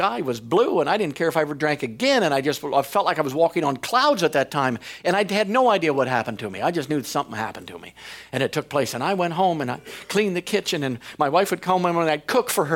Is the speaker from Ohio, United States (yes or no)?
yes; Ohio, United States; I came from Ohio.